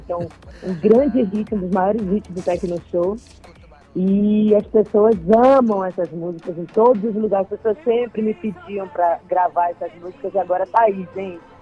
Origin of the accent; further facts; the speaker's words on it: Belém, Pará, Brazil; me reencontrar com a minha gente, com as minhas raízes